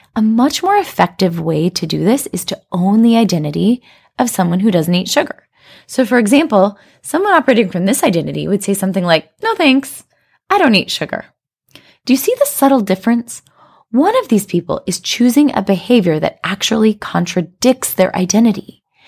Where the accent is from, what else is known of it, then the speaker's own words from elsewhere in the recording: United States; moved away as an adult; now in China; a sense of being an American like I had growing up in America